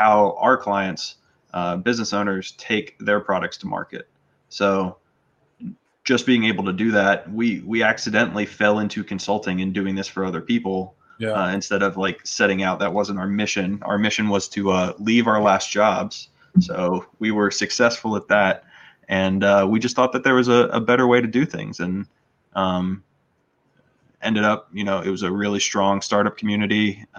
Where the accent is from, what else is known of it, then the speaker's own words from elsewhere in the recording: North Carolina, United States; grew up in North Carolina